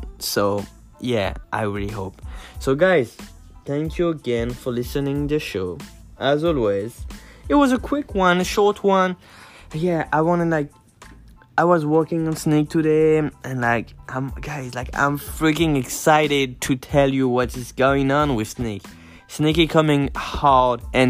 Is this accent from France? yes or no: yes; France; also born or lived in Brooklyn, New York City, United States; now in New York City, United States; I'm from France